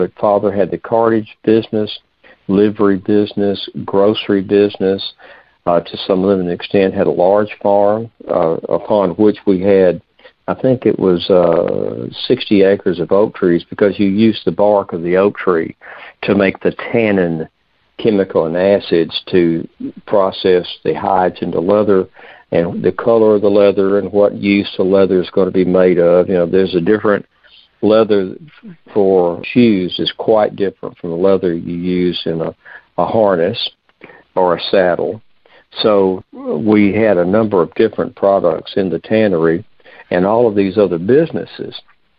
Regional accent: United States; where I was born on the Ohio River is Mason and Dixon's line. I grew up in just about, if you look at a map, the southernmost part of the northern half of our country at that time.

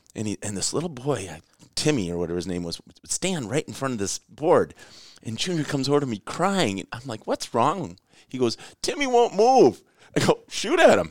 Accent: Rochester, Minnesota, United States; I grew up in Rochester

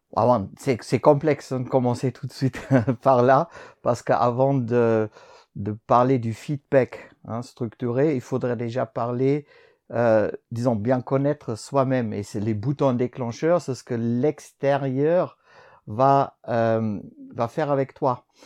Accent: Germany; also born or lived in France; now in Switzerland; je suis né en Allemagne

